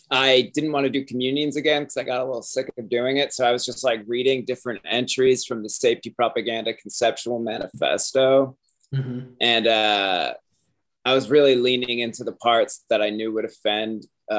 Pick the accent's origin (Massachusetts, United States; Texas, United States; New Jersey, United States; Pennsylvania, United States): Massachusetts, United States; Cape Cod; I grew up on Cape Cod